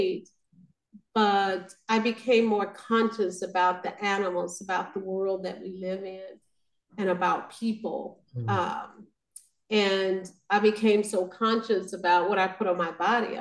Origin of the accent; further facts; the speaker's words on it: Arkansas, United States; now in Kansas City, United States; I'm originally from Arkansas